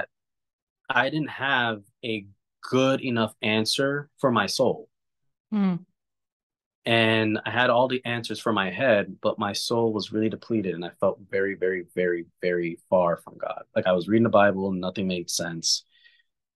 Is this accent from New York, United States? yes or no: yes; New York City, New York, United States; I grew up in New York in a very surrounded by a melting pot of many different backgrounds